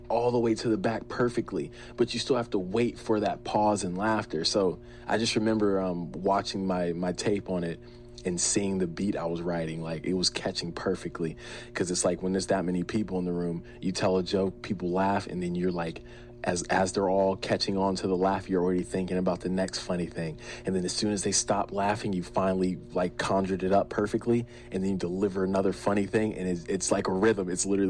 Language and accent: English; New Jersey, United States; also born or lived in Berlin, Germany; 1993, I was born in Berlin, Germany. And then I want to say I lived there for under a year, maybe 11 months. And then we moved to New Jersey.